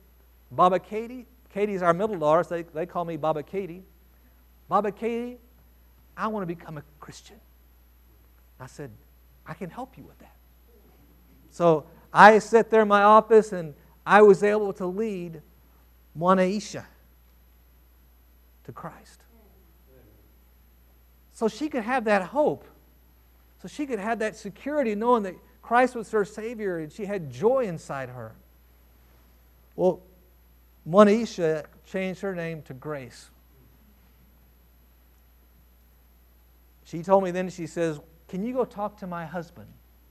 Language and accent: English; Texas, United States; growing up in Texas, and my grandfather had a farm out in West Texas